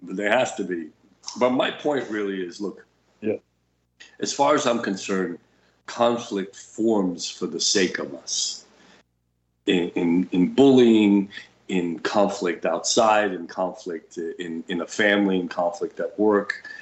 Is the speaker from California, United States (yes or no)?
no; New York, United States; English is a second language; I'm a New Yorker with my New York attitude